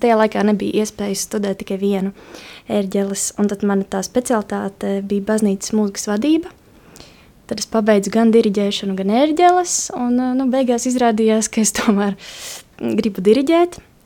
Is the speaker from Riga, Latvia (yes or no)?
no; Kaskāni, Latgale, Latvia; Es nāku no maza ciematiņa Kaskāniem, kas atrodas pie Kārsavas, un Kārsava ir pie Krievijas robežas. Tas nozīmē, nu, ka es nāku no Latgales.